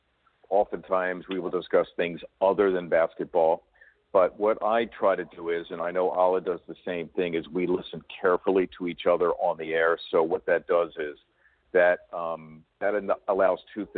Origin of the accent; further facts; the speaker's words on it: Philadelphia, Pennsylvania, United States; I grew up in Philadelphia